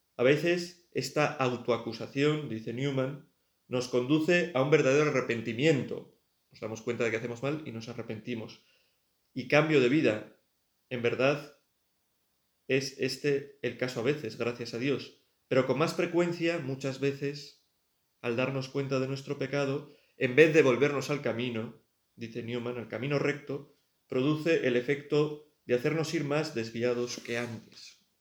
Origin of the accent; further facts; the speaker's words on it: Pamplona, Navarre, Spain; also born or lived in Tudela; Pamplona, que es de donde yo soy y donde está mi familia